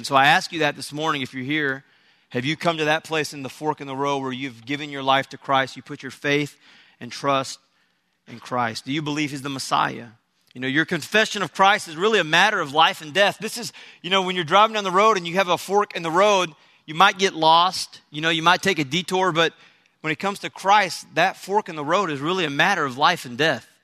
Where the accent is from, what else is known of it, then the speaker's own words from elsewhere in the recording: Texas, United States; I'm from Texas, so my, my, um, you know, I've lived in Texas all my life